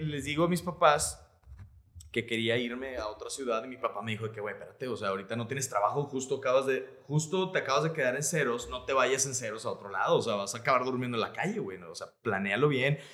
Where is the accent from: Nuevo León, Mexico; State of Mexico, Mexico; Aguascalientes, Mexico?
Nuevo León, Mexico; Monterrey; also born or lived in Mexico City; yo soy de aquí de Monterrey